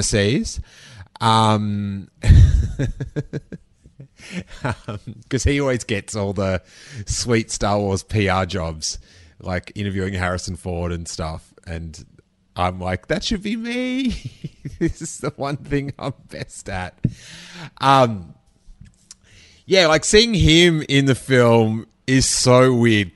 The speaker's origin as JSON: {"language": "English", "country": "Australia", "tie": "born or raised there", "moved": "as an adult", "lives_now": "United States", "said": "when I was little, because I was in Australia"}